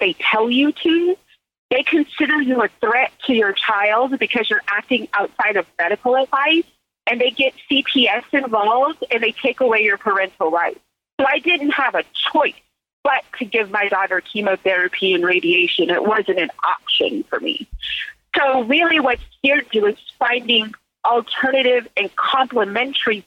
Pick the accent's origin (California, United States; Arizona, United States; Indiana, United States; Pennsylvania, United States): California, United States; Silicon Valley; also born or lived in Mississippi; I grew up in Silicon Valley